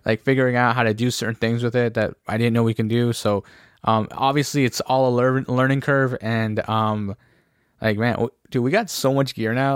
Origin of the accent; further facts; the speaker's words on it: Ontario, Canada; we're from Ontario